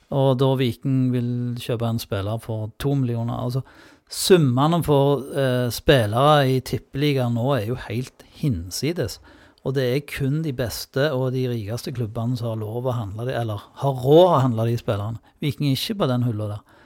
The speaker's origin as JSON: {"language": "Norwegian", "town": "Sola", "region": "Rogaland", "country": "Norway", "said": "Og ikke minst fra Sola, da. Der jeg kommer fra"}